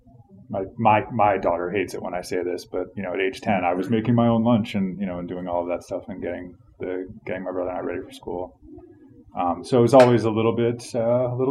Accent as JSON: {"language": "English", "town": "Charlottesville", "region": "Virginia", "country": "United States", "tie": "born or raised there", "also_born_or_lived": "Richmond, Virginia / Philadelphia / Russian Far East", "said": "I grew up in Charlottesville, Virginia. I was born in Richmond."}